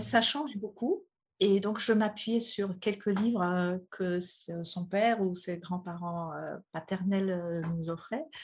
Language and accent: French; Poland; French is a second language; moved away as an adult; now in France; je suis polonaise, donc je suis née en Pologne où j'ai grandi et j'ai vécu jusqu'à l'âge de 40 ans.